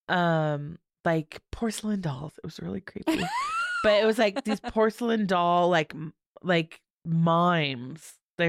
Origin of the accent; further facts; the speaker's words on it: California, United States; No comment. I can't say it because I'm from California.